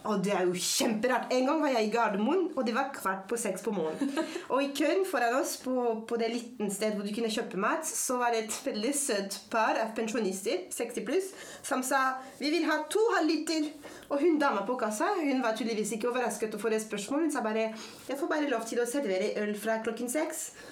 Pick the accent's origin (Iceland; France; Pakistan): France; Norwegian is a second language; moved away as an adult; also born or lived in Paris; now in Norway; jeg er født og vokst opp i Frankrike